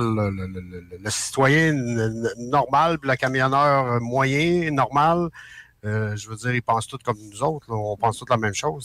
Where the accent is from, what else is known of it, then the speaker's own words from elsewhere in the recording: Quebec, Canada; en tant que Québécois, euh, je comprends qu'au Québec, c'est dur.